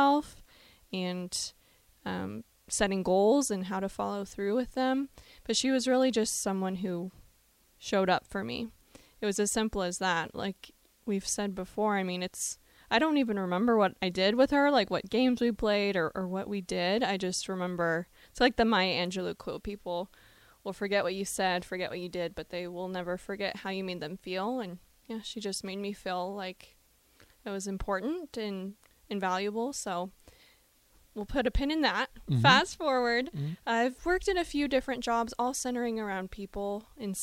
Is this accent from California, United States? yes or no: no; Lincoln, Nebraska, United States; I'm from Lincoln, born and raised.